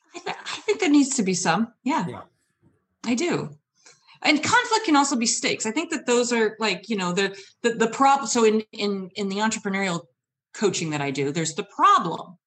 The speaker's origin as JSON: {"language": "English", "region": "Michigan", "country": "United States", "moved": "yes", "lives_now": "Seattle, United States", "said": "I've traveled from Michigan."}